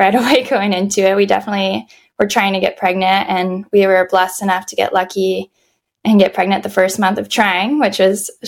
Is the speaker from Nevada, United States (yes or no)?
yes; Las Vegas, Nevada, United States; now in San Diego, United States; I was originally born and raised in Vegas